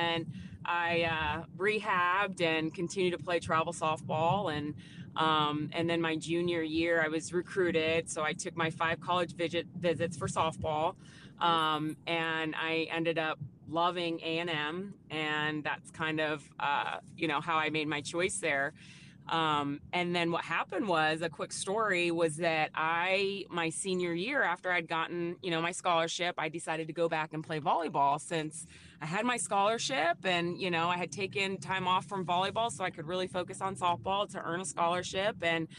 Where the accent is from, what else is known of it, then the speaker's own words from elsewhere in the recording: Phoenix, Arizona, United States; Sure. Yeah, I'm originally from Phoenix, Arizona, and so that's where I was born and raised